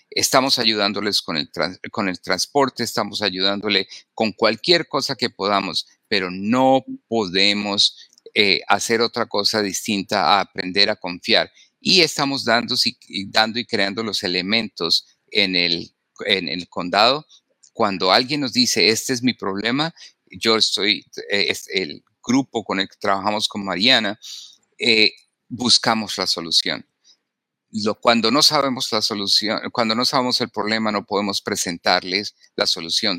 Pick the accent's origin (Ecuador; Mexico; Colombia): Colombia; now in Wyandotte County, Kansas, United States; yo soy médico, originalmente en, de, Sudamérica, en Colombia, me formé